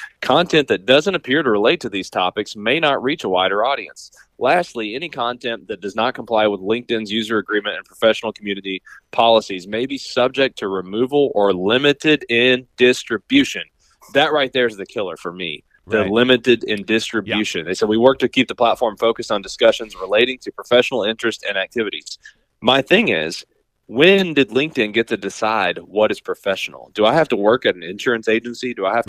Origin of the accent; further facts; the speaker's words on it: Appalachia, United States; Like, I grew up in Appalachia, where the things that are socially acceptable where I grew up, you cannot do in Silicon Valley without being looked at funny, right?